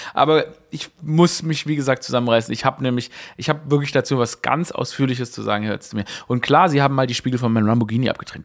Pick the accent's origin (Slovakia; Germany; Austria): Germany; wir als Deutsche